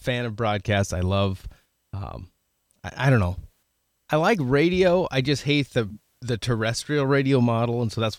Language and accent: English; Oregon, United States; I grew up watching rodeo in Oregon. And because I'm considerably older than you are